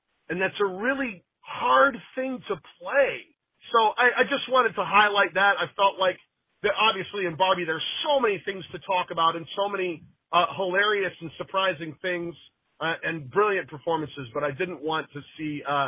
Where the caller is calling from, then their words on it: Los Angeles, California, United States; I'm calling from Los Angeles, California.